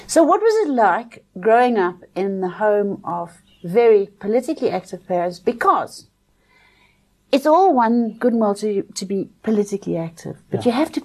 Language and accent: English; South Africa; growing up in South Africa